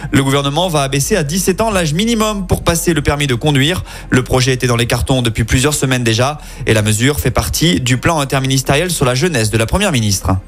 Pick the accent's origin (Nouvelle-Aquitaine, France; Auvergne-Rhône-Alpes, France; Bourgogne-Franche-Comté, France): Auvergne-Rhône-Alpes, France; Lyon